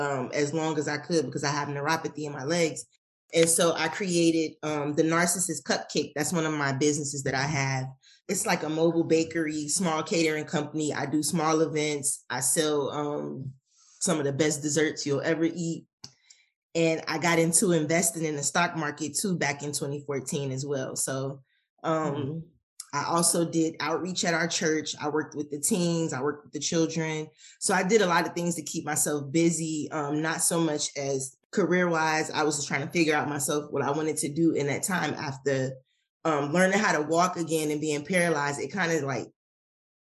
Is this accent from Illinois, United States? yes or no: yes; Chicago, Illinois, United States; moved away as an adult; now in Atlanta, United States; I am originally from Chicago, and I moved here in 2004